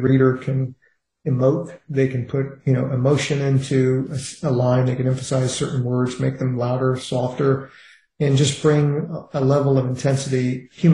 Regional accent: Richmond, Virginia, United States; I grew up in Richmond, Virginia, in a heavily racist, heavily segregated society

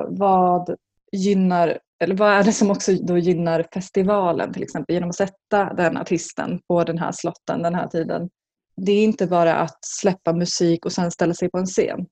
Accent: Skinnskatteberg, Västmanland, Sweden; en by som heter Skinnskatteberg i Bergslagen. Jag kommer därifrån

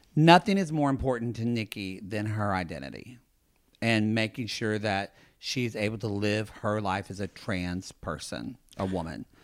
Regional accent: Oklahoma, United States; I'm from Oklahoma

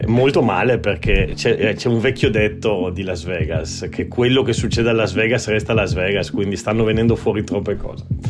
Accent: Turin, Piedmont, Italy; io sono torinese di nascita

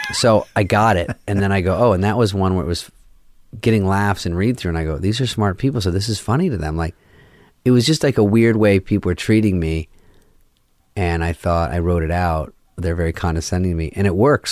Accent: Arizona, United States; moved away; I'm from Arizona

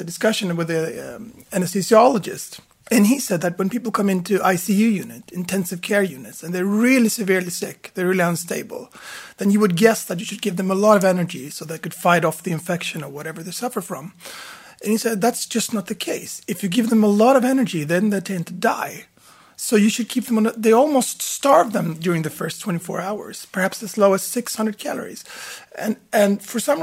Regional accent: Stockholm, Stockholm County, Sweden; I was born in Stockholm, and I'm a medical doctor. I was educated at the Karolinska

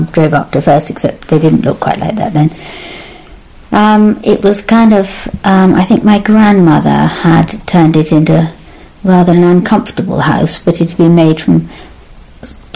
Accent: Berkshire, South East England, United Kingdom; I was born and brought up in England

